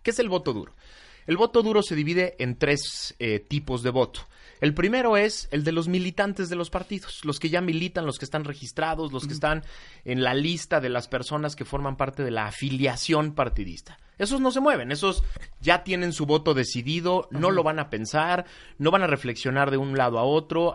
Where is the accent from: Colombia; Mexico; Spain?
Mexico; Mexico City; como chilango